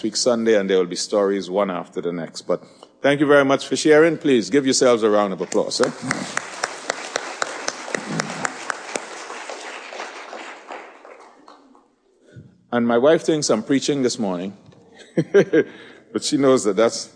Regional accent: Trinidad & Tobago; moved away; I'm from Trinidad

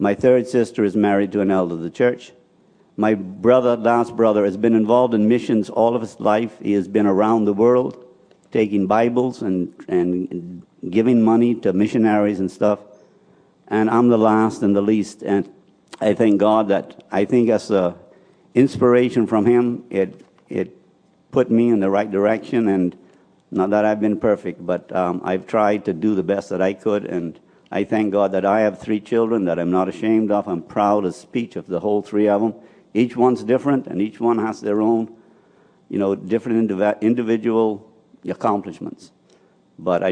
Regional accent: Spanish Wells, Eleuthera, Bahamas; I was born and raised in Spanish Wells

